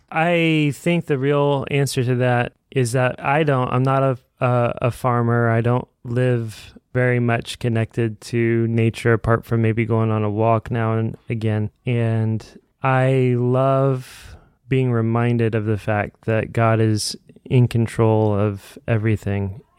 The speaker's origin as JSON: {"language": "English", "town": "Evansville", "region": "Indiana", "country": "United States", "said": "I'm from Evansville, Indiana. We've had some pretty devastating tornadoes down that way."}